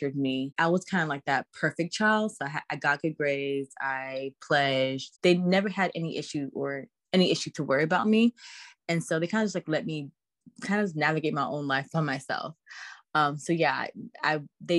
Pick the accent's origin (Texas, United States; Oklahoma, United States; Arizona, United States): Texas, United States; also born or lived in Staten Island, New York / Atlanta, Georgia / Washington, District of Columbia, United States; I do rep Texas because that's where I grew up.